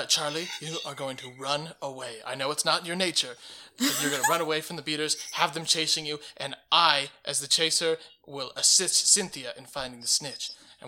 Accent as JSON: {"language": "English", "country": "United Kingdom", "said": "Double Z, because we're British."}